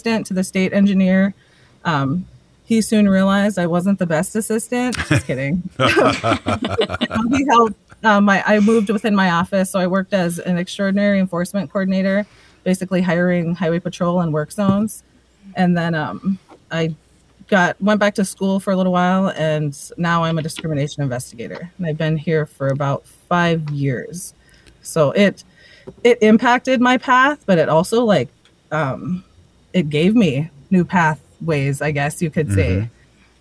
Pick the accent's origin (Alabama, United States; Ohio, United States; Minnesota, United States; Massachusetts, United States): Minnesota, United States; Pipestone; also born or lived in Twin Cities, Minnesota; I grew up in Pipestone, Minnesota, most of my life, and like a big chunk of my life in the cities, but I consider Pipestone, Minnesota my home